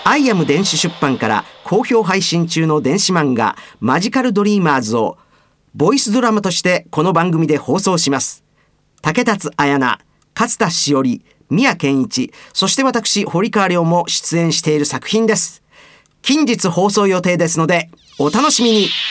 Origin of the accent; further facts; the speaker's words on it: Osaka, Japan; accent: Osaka dialect; 僕の大阪弁